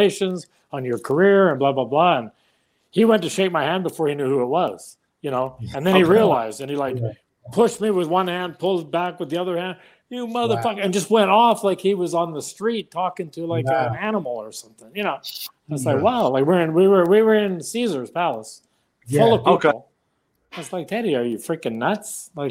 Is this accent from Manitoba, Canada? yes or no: no; Vancouver, British Columbia, Canada; I'm from Vancouver